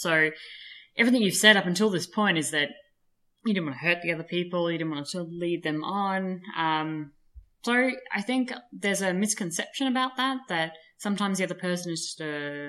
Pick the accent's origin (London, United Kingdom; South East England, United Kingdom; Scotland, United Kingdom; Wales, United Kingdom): Scotland, United Kingdom; We are from Scotland, so.